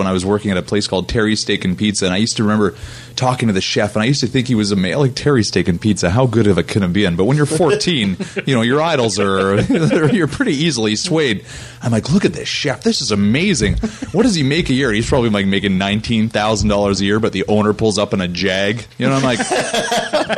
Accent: Canada; also born or lived in Jasper, Alberta; I was born in Canada

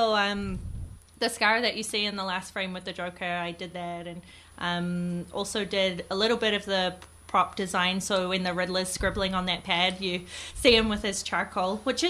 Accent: Whangarei, Northland, New Zealand; moved away; North Island. I'm from about an hour and a half north of Auckland from a little town called Whangarei.

